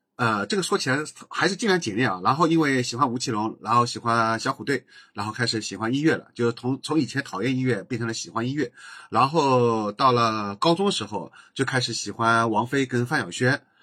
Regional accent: Jinshan Petrochemical, Jinshan, Shanghai, China; 就讲我老家的这期节目

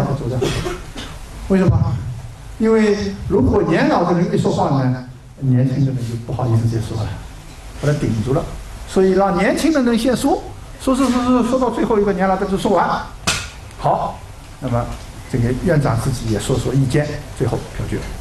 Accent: China; 我们中国人

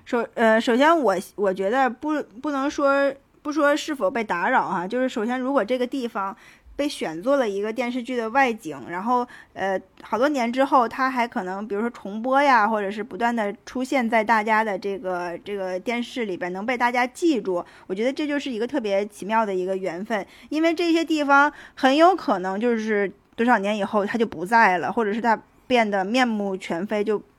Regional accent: Tangshan, Hebei, China; 就是用我们唐山那儿老话讲

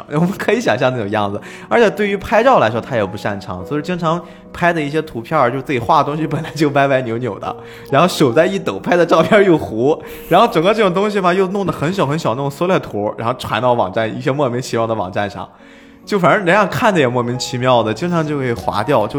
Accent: China; 我们中国人比较好理解的话，就是我会写小说，我自己不一定非要找出版社去出版。

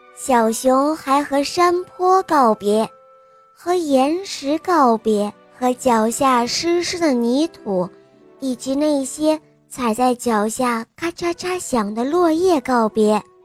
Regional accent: Ningde, Fujian, China; 我今年六岁了，我来自福建宁德

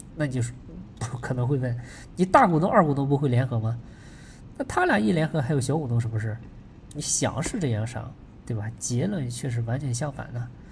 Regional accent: China; 我们中国人

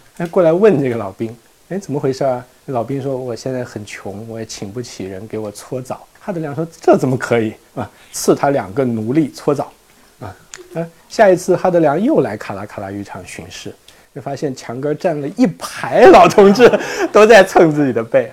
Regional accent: China; 我们中国人

